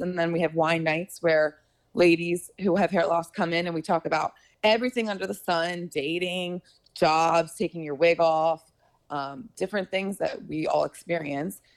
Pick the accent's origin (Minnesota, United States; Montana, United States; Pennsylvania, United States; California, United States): Pennsylvania, United States; Philadelphia; moved away as an adult; also born or lived in New York; now in Los Angeles, United States; I'm from Philly, Pennsylvania